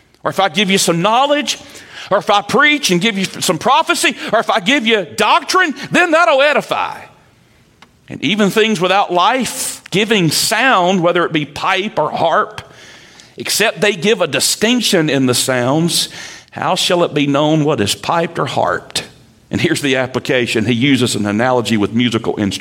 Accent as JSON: {"language": "English", "region": "Eastern North Carolina", "country": "United States", "accent": "redneck", "first_language": "English"}